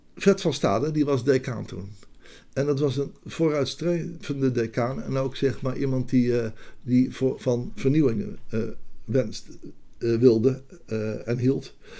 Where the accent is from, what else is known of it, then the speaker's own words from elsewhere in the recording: Rotterdam, South Holland, Netherlands; moved away as an adult; also born or lived in Amsterdam; ik kwam uit Rotterdam, ik ben daar geboren en ik ging wiskunde studeren